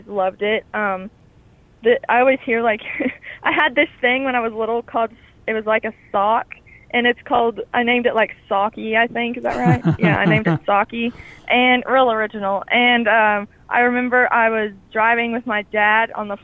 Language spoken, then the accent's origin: English; Stanton, Kentucky, United States; also born or lived in Marion, Kentucky; we moved to Stanton, Kentucky. And that's where I remember most of my childhood was there.